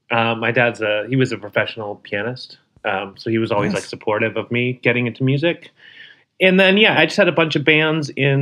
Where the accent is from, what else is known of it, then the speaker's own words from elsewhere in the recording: San Jose, California, United States; moved away as an adult; now in Portland, United States; I'm from San Jose, so pretty close.